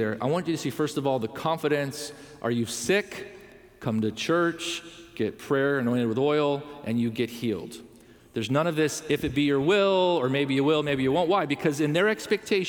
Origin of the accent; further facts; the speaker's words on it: Southern California, United States; We grew up in Southern California.